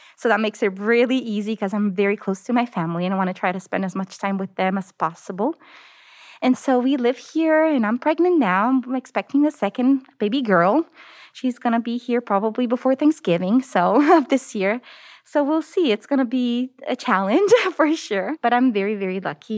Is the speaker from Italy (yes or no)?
yes; Naples, Campania, Italy; English is a second language; moved away as an adult; also born or lived in United States / Denver; now in Austin, United States; So I actually was born in the United States, but then I moved back to Italy. And I grew up there. I come from the southern part of Italy. The city is called Naples